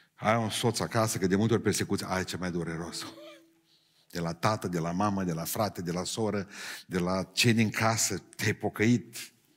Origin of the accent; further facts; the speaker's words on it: a village near Beiuș, Bihor County, Romania; la noi în sat și toate satele alea din, de lângă Beiuș